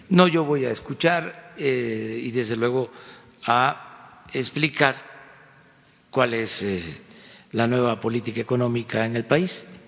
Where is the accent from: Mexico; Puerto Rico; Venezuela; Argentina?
Mexico; ya en nuestro país había imprentas y había universidades